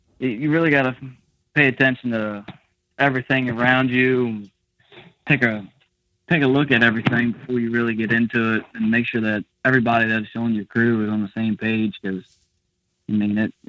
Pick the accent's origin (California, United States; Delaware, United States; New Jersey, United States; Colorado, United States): Delaware, United States; Southern; moved away as an adult; now in Eastern Maryland, United States; Originally I'm from Southern Delaware. Grew up hunting, fishing